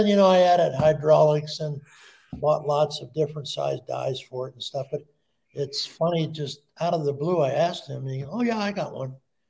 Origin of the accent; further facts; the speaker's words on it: Detroit, Michigan, United States; moved away as an adult; also born or lived in Colorado Springs, Colorado; I came to Colorado Springs as a GI stationed at Fort Carson. And I was born in Detroit, Michigan.